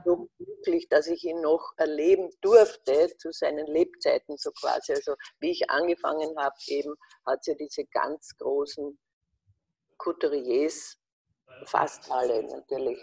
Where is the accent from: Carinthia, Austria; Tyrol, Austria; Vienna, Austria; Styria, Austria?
Carinthia, Austria; Wolfsberg; ich bin wunderbar aufgewachsen als Kind am Stadtrand von Wolfsberg, einer Stadt in Kärnten